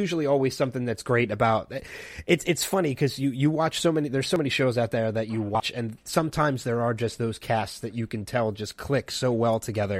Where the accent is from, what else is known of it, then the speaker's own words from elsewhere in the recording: Burlington County, New Jersey, United States; I grew up right outside of Burlington County.